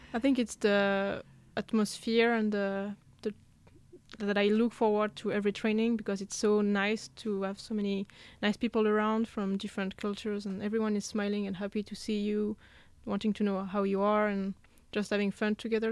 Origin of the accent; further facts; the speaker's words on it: south of France, France; moved away as an adult; also born or lived in Lyon / Paris; now in Gothenburg, Sweden; I come then from the south of France. I've lived in Lyon, in Paris